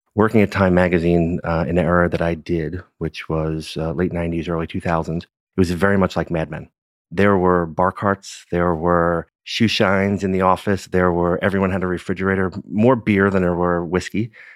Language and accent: English; New York City, New York, United States; Born and raised in Brooklyn